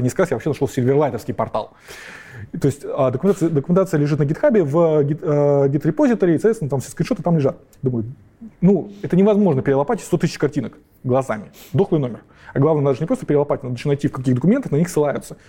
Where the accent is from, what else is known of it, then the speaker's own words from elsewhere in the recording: Kazakhstan; moved away; Я вообще-то родился в Казахстане